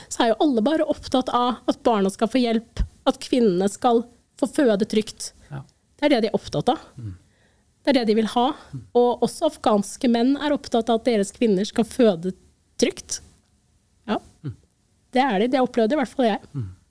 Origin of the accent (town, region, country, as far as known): Norway